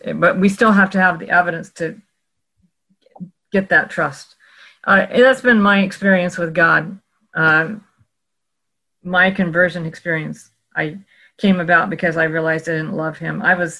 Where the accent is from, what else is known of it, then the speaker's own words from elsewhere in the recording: Oregon, United States; Well, I grew up in Oregon, when in the heartbed of legalism of the 1960s.